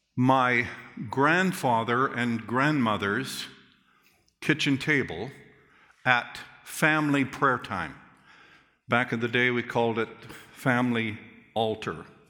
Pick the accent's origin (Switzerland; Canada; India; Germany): Canada; Calgary, Alberta; I remember as a young boy growing up in Calgary First Church, downtown Calgary